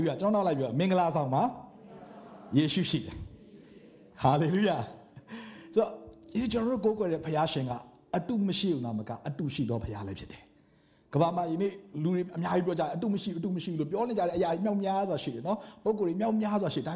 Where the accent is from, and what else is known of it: Myanmar